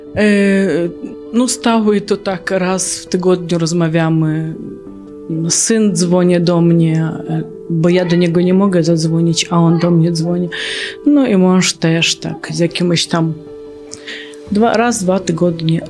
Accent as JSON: {"language": "Polish", "region": "Kyiv", "country": "Ukraine", "second_language": "Polish", "moved": "as an adult", "lives_now": "Janów Lubelski, Poland", "said": "jestem z Kijowa, e, pochodzę z Ukrainy"}